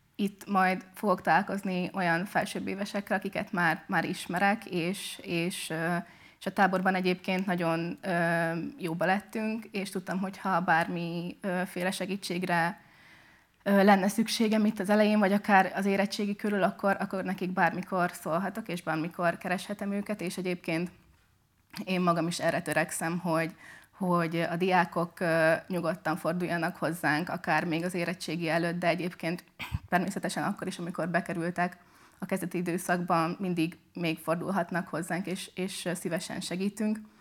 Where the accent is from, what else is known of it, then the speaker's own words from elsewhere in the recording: Szekszárd, Tolna, Hungary; moved away as an adult; now in Pécs, Hungary; de eredetileg Szexádra származom. Én ott nőttem fel, ott is jártam gimibe